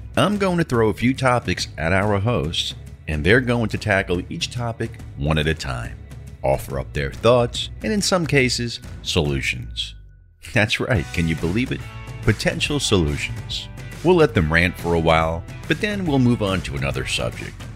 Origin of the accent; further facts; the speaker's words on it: New York City, New York, United States; my hometown of New York City